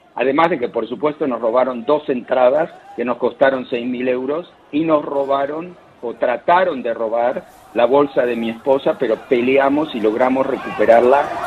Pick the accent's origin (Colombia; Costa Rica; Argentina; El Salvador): Argentina; now in Madrid, Spain; Crecí en la Argentina